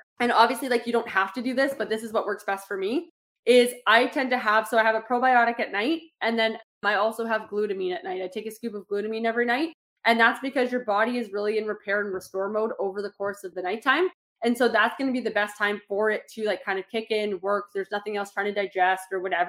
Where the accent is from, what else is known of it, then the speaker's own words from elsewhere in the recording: Toronto, Ontario, Canada; I grew up in Toronto